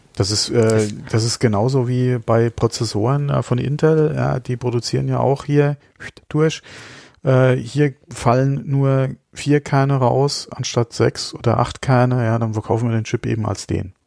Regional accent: Germany; bei uns in Deutschland

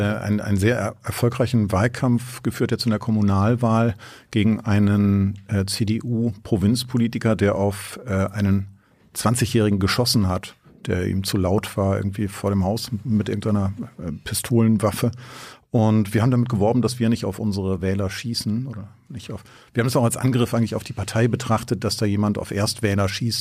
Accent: Germany; Als Deutscher

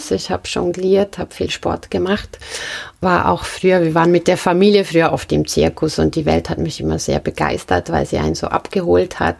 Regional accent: Marbach, St. Gallen, Switzerland; Aus Marbach. Das liegt zwischen St. Gallen und Buchs

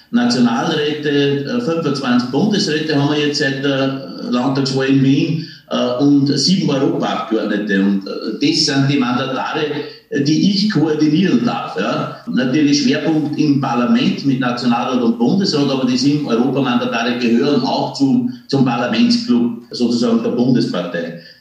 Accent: Passau, Bavaria, Germany; born there; daher bin ich in der Säuglingsklinik in Passau geboren, weil, man, weil die ganze Familie krankenversichert war in Deutschland, also in Bayern.

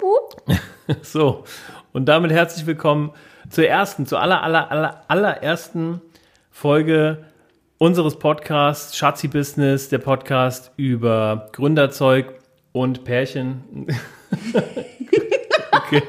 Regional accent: Wiesbaden, Hesse, Germany; bin hier geboren, hier ist in Wiesbaden

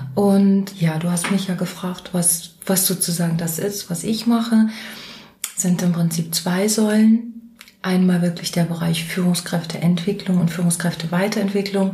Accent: Mecklenburg-Vorpommern, Germany; moved away; also born or lived in Hesse; ich bin Mecklenburgerin und ganz so Mecklenburgerin im Herzen.

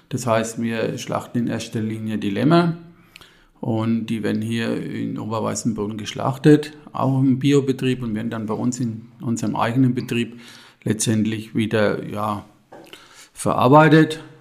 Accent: Ginolfs, Bavaria, Germany; ich bin aus Ginolfs, zum Marktober Elsbach im Biosphärenreservat Rhön bin 61 Jahre alt

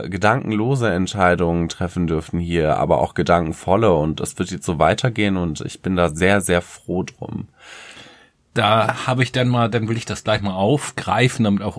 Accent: Paderborn, North Rhine-Westphalia, Germany; now in Hamburg, Germany; Ich bin ja aus Paderborn eigentlich gebürtig und ähm, habe dort ganz viele Jahre gelebt, bin jetzt halt in so eine große Metropole gezogen, weil ich keine Motivation mehr in meinem Heimatort hatte.

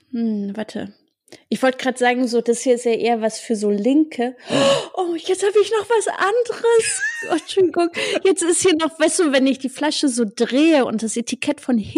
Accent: East Germany, Germany; voll meine, meine Heimat.

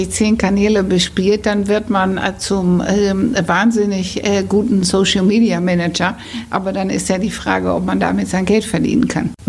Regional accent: Netherlands; now in Hamburg, Germany; weil ich immer erzähle, ich bin Holländerin und ich bin Karriereberaterin in Hamburg.

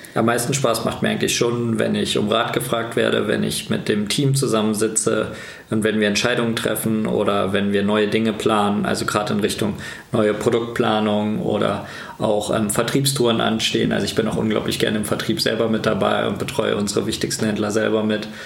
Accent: Kassel, Hesse, Germany; moved away as an adult; Tatsächlich ist das auch mein Heimat, meine Heimatstadt.

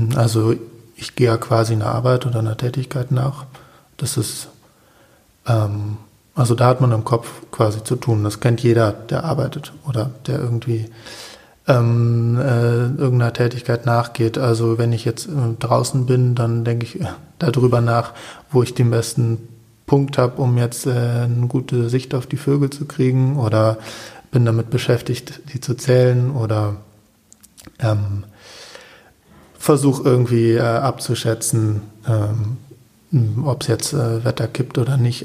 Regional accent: Berlin, Germany; moved away; also born or lived in Cologne; aufgewachsen bin ich in Berlin, mhm. also so. ge geboren in Köln, aber von Köln erinnere ich mir erinnere ich jetzt nicht mehr so viel. Ähm, und ja, in Berlin Friedenau

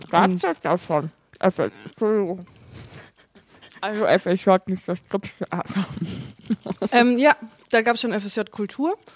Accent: North Rhine-Westphalia, Germany; also born or lived in Nuremberg; also ich bin in Nürnberg geboren, also Mittelfranken. Und ähm, dann bin ich aber oft umgezogen. Also ich habe in NRW sprechen gelernt

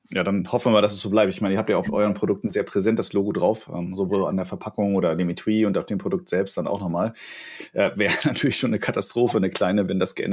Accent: Hamburg, Germany; tatsächlich, ich komme aus Hamburg und ja. in Hamburg gibt's halt dieses Störtebecker Bier

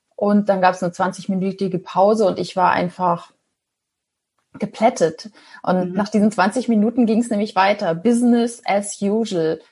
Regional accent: Ostholstein, Schleswig-Holstein, Germany; moved away as an adult; also born or lived in Kiel; now in Hamburg, Germany; bin ein gebürtiges Nordlicht, komme aus Ostholstein, kurz vor Fehmarn. Da bin ich aufgewachsen

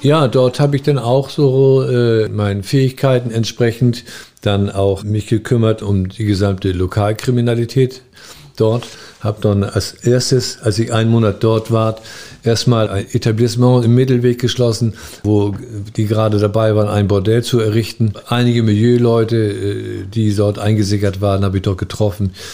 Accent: North Sea coast, Germany; moved away as an adult; also born or lived in Hamburg; now in Eckernförde, Germany; Ich bin an der Nordsee aufgewachsen

